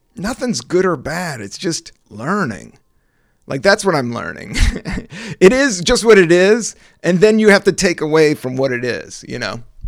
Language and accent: English; Virginia, United States; also born or lived in Washington, D.C.; I was born in D C, raised in Virginia